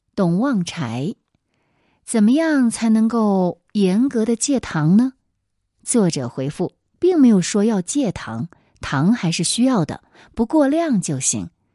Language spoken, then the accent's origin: Chinese; China; 我们中国人